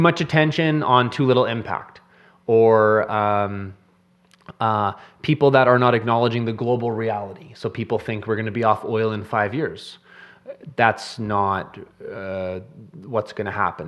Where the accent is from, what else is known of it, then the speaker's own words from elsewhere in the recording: Canada; As a Canadian